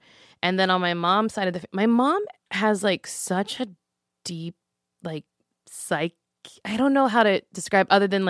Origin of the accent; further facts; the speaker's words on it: Louisiana, United States; I was born into it because I'm from Louisiana.